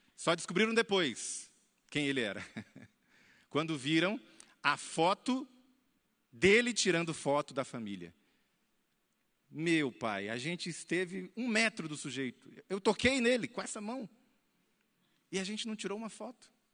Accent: Paragominas, Pará, Brazil; moved away; also born or lived in Belo Horizonte, Minas Gerais; lá de Paragominas, no estado do Pará, onde eu fui criado

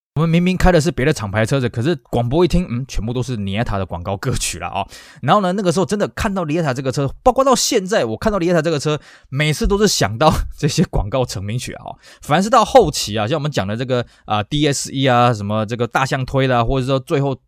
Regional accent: Taiwan; 我们台湾人崇洋

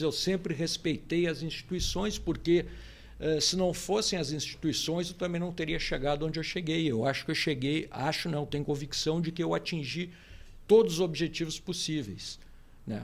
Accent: Porto Alegre, Rio Grande do Sul, Brazil; eu hoje eu sou do, do bairro Rio Branco, né? Mas eu me criei no centro. Fui criado no centro

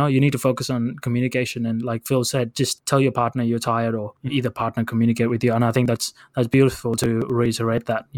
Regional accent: India; accent: Indian; my Indian accent

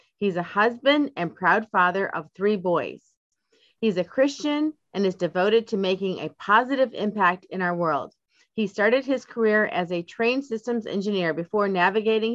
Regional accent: United States; I'm from the United States

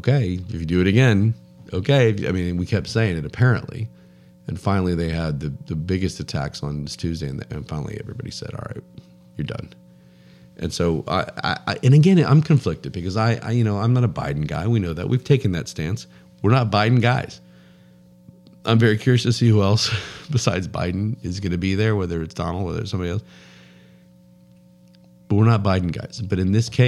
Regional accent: United States; I am an American. I recognize that I'm fortunate enough to be an American.

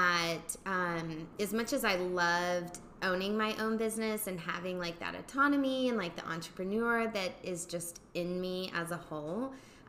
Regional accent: Oklahoma, United States; moved away as an adult; also born or lived in Illinois / San Antonio, Texas / Houston, Texas; now in Dallas, United States; originally from Oklahoma, but moved around for 10 years

